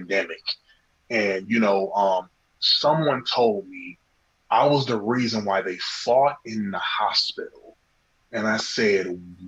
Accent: Cincinnati, Ohio, United States; Cincinnati, Ohio.

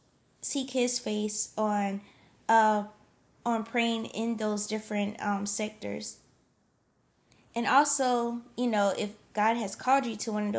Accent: South Carolina, United States; moved away; also born or lived in Pennsylvania; Then we moved down to South Carolina to be, to be closer to some of my family on my mom's side

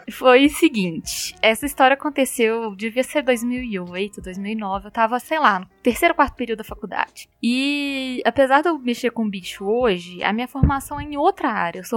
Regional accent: Minas Gerais, Brazil; eu moro em, em Belo Horizonte, né? Como bons mineiros, a gente gosta muito de pão de queijo.

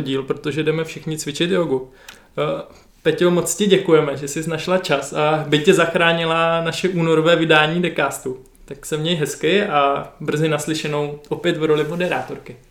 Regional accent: Zlín, Zlín Region, Czechia; já jako Zlíňák

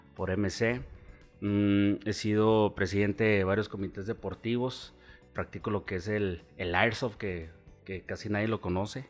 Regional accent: Chihuahua, Mexico; also born or lived in Mexico City; nací en la Ciudad de México, nunca viví allá, en realidad me trajeron de tres meses

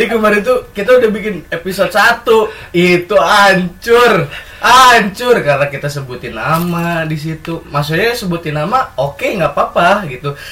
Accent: Bogor, West Java, Indonesia; also born or lived in Cimahi; karena gue lahir di Bogor kan gue lahir okay, di Bogor okay. terus uh, eh, gue kecil di Bogor pindah dulu itu di gue Cimahi dulu gue di Citerep

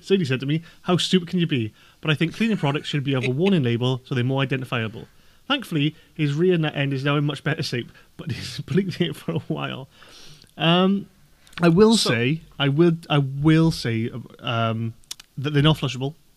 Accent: Welsh, Wales, United Kingdom; being Welsh myself

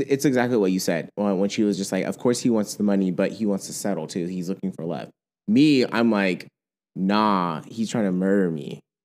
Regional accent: United States; growing up in America

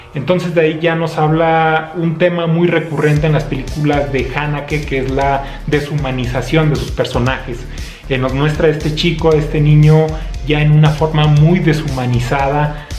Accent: Zacatecas, Mexico; desde Zacatecas, México

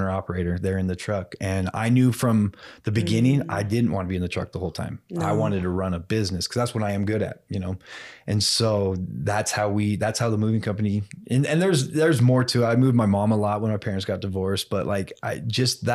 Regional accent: Burley, Idaho, United States; now in Pocatello, United States; where we grew up in Burley, Twin Falls

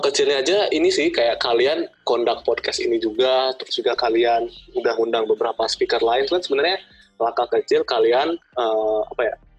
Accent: Palembang, South Sumatra, Indonesia; gue kan dari Palembang ya, jadi di Palembang tuh udah nerapin PSBB

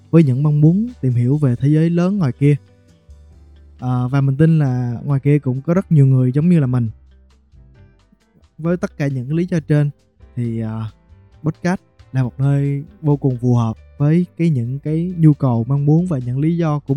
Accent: Bình Định, Vietnam; hiện tại là 24 tuổi, mình đến từ Bình Định.

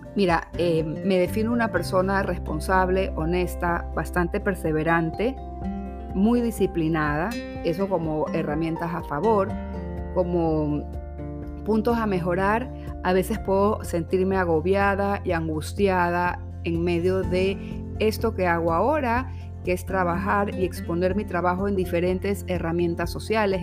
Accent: Guayaquil, Guayas, Ecuador; soy de aquí, de Guayaquil, de Ecuador, nací aquí

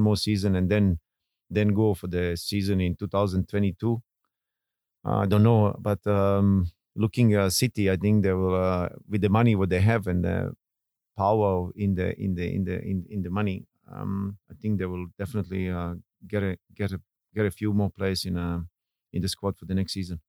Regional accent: Bosnia & Herzegovina; born or raised there; English is a second language; moved away as an adult; now in Singapore

